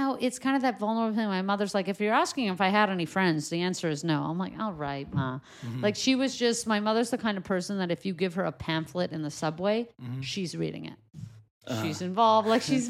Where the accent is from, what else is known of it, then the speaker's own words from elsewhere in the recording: New York City, New York, United States; So, I was born in Crown Heights.